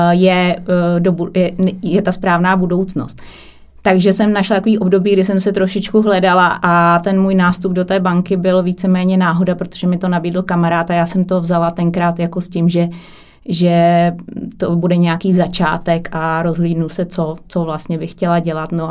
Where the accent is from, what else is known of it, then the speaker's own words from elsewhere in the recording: Kralupy nad Vltavou, Central Bohemian Region, Czechia; já jsem z Kralup, Kralupy nad Vltavou, mm-hmm. to mhm. mě, m, menší město. Na severu je tam rafinérie, to je asi nejznámější průmyslové město.